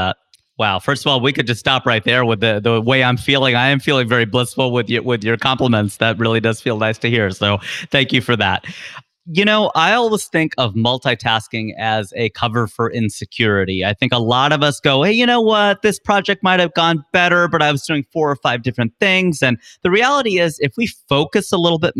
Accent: Cincinnati, Ohio, United States; moved away as an adult; now in California, United States; I was born and raised in Cincinnati, Ohio, Cincinnati kid through and through

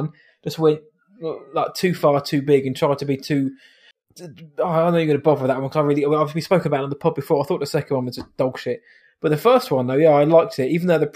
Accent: United Kingdom; we are British after all.

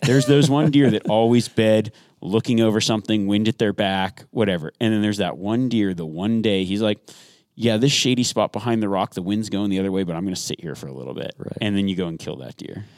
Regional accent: Nevada, United States; I grew up in Nevada

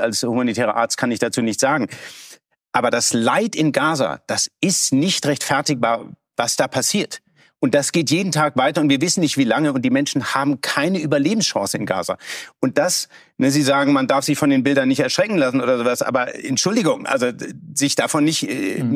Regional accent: Germany; als Deutscher

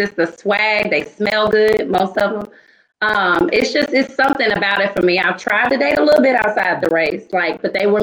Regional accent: Mississippi, United States; I'm from the South, so I'm from Mississippi

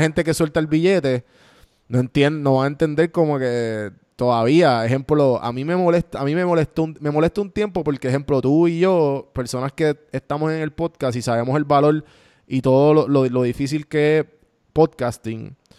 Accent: Puerto Rico; mi roommate es, boricua, los dos somos boricua

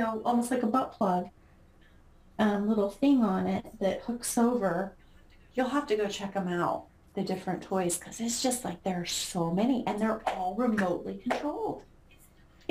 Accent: Utah, United States; moved away; mine's in my hometown

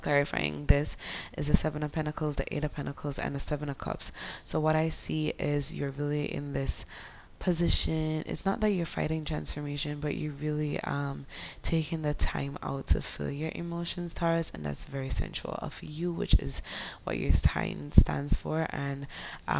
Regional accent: Jamaica; accent: Jamaican Creole; my Jamaican Creole accent

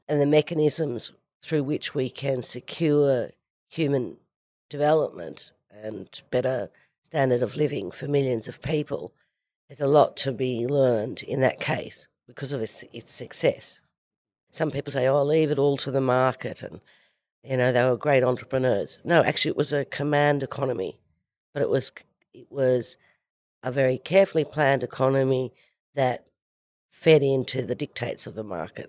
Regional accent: Orange, New South Wales, Australia; I am originally from a farm in the middle of nowhere in central West New South Wales. And, you know, went to a great public school, an Orange Public at Orange High School

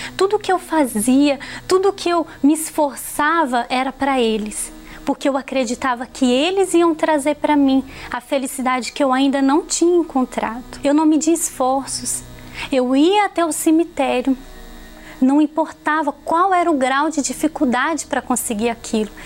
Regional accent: Campo Belo, Minas Gerais, Brazil; sou natural de Campo Belo, Minas Gerais. Eu cresci num lar desestruturado

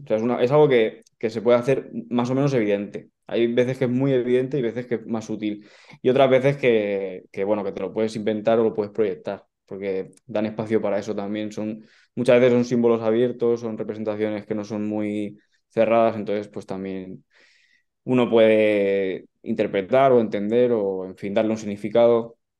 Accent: Valencia, Valencian Community, Spain; yo soy de Valencia, del barrio de la Luz

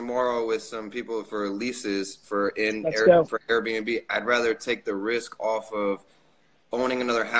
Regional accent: New York City, New York, United States; Brooklyn, New York.

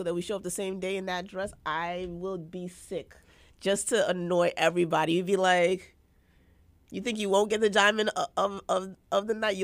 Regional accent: Jamaica; I, as a Jamaican

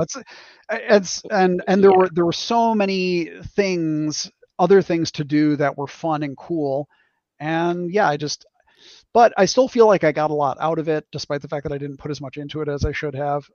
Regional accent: Wisconsin, United States; in the 80s, which is when I was growing up, um, finding people who played d&d in a mm-hmm. small town a small wisconsin town

